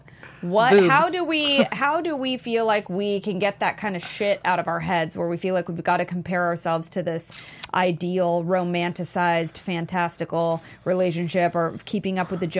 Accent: California, United States; The Bay Area.

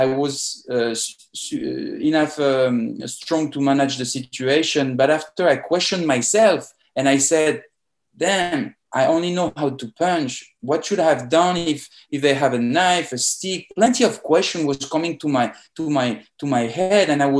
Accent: France; accent: French; English is a second language; moved away as an adult; also born or lived in Paris; now in Miami, United States; I'm a French guy. As you can notice in my accent. I born in France and I moved to Miami in 2014.

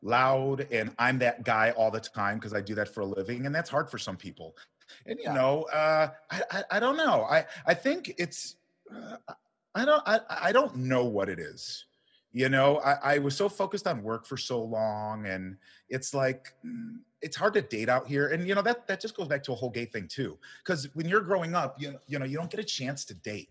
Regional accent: Midwest, United States; moved away as an adult; now in Los Angeles, United States; Growing up in the Midwest

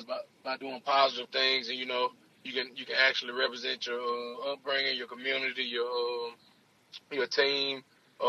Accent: Jackson, Mississippi, United States; I'm from Jackson, Mississippi. I graduated from Provine High School. I went to Northwest Jackson Middle School.

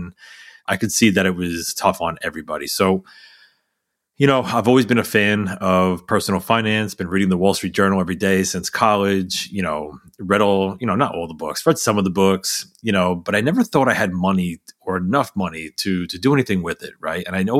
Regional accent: New York, United States; I grew up just outside of New York City and in a very modest household.

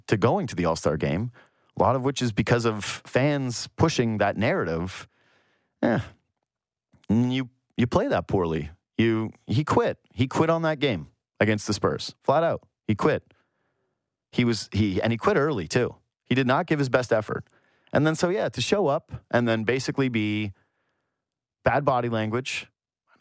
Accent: Yukon, Canada; I'm from the Yukon, so that's why you have an outdoor ed teacher

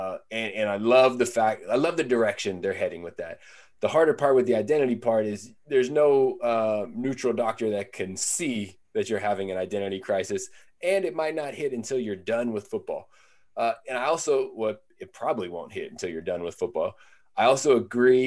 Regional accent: Northern California, United States; I'm from Northern California

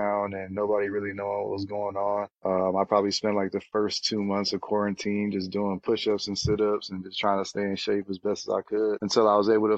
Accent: Santa Monica, California, United States; moved away as an adult; also born or lived in Encino, California / Charlottesville, Virginia / France; I'm from Santa Monica, California. Went to Crespi High School in Encino, California

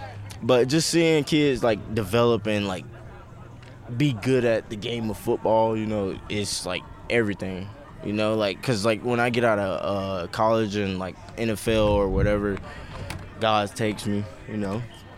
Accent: Florida, United States; I was always, like, an East Coast guy because I'm from Florida.

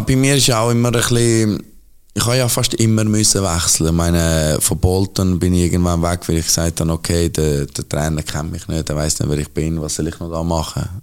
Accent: Zurich, Switzerland; Zürich bin ich aufgewachsen, Zürich ist meine Heimatstadt, Zürich ist alles für mich

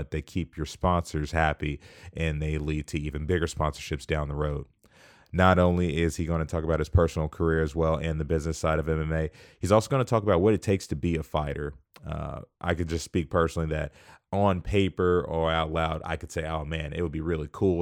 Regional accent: Wichita, Kansas, United States; I'm from Wichita.

